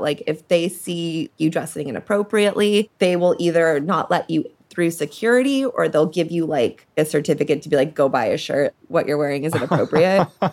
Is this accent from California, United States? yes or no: yes; Beverly Hills, California, United States; I grew up in Beverly Hills.